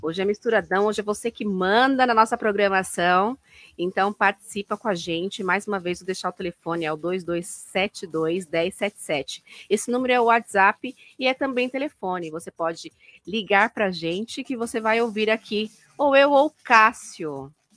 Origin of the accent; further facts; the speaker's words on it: Brazil; a gente é brasileiro